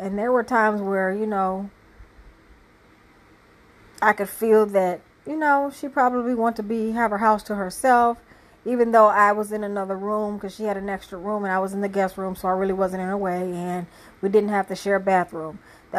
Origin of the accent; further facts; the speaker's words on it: Michigan, United States; moved away as an adult; also born or lived in California; now in Tennessee, United States; My testimony is I had moved down here and to Tennessee and from Michigan, which is my hometown, but I never really lived that much in my hometown except this last go around, which was 17 years